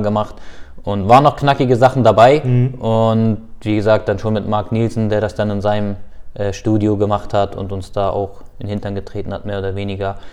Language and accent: German; Hildesheim, Lower Saxony, Germany; moved away as an adult; also born or lived in Hannover / Lübeck; now in Flensburg, Germany; Hildesheim ist natürlich dennoch mein, meine Geburtsstadt. Und dementsprechend würde ich, glaube ich, auch immer äh, Hildesheim als meine Heimat sehen